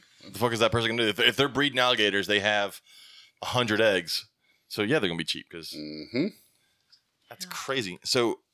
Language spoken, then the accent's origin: English; the South, United States; we're from the South, so we have alligators everywhere